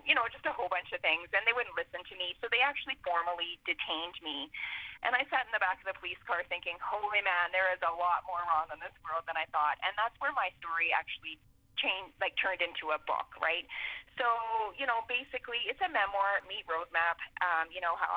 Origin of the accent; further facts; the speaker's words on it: Portage la Prairie, Manitoba, Canada; moved away; my hometown